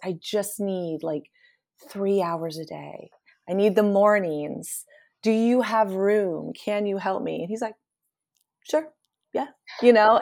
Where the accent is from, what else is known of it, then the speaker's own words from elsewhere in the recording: Appalachian foothills of Eastern Ohio, United States; I grew up in the Appalachian foothills of Eastern Ohio on a Mennonite commune